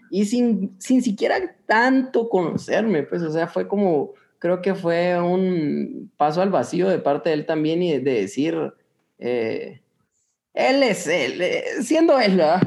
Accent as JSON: {"language": "Spanish", "country": "Guatemala", "said": "nosotros guatemaltecos"}